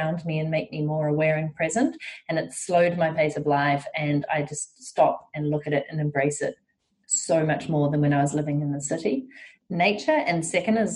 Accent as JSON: {"language": "English", "country": "New Zealand", "tie": "born or raised there", "said": "growing up in New Zealand"}